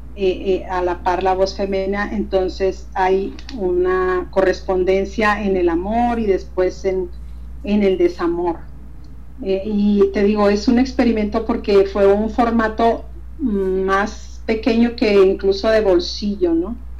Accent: Hidalgo del Parral, Chihuahua, Mexico; Parral, que es mi ciudad natal aquí, Parral, Chihuahua

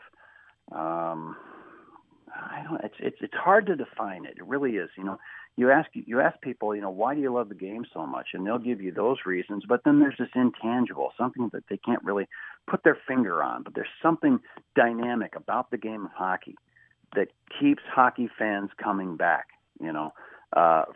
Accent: Kansas City, United States; I grew up in Kansas City

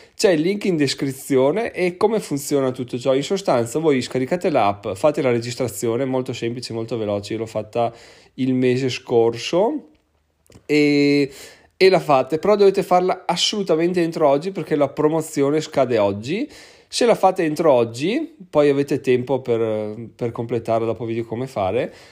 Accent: Veneto, Italy; sono proprio veneto doc

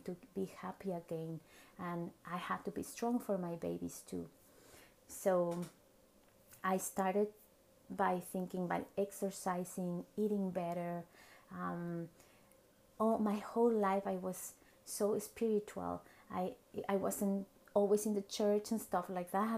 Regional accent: Mexico City, Mexico; English is a second language; moved away as an adult; now in Vancouver, Canada; I was born and raised in Mexico City, and then I moved to Vancouver, Canada

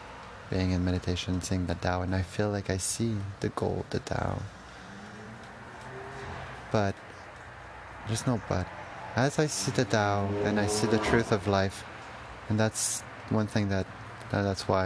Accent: Canada; as a Canadian

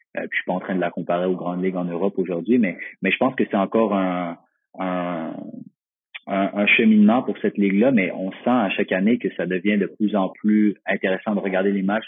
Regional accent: Magog, Quebec, Canada; je viens de Magog, au Québec, Canada

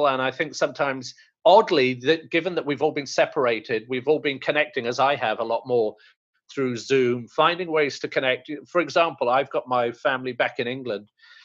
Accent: India; I'm Indian

